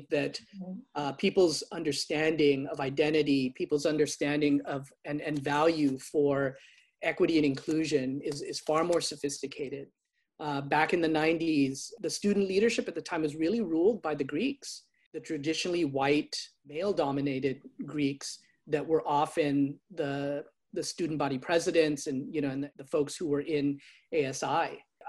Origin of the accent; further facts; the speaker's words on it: United States; both for my own identity as a Filipino American